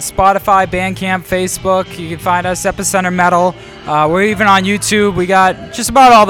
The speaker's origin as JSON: {"language": "English", "town": "Pelham", "region": "New Hampshire", "country": "United States", "tie": "born or raised there", "said": "We all grew up in Pelham, New Hampshire."}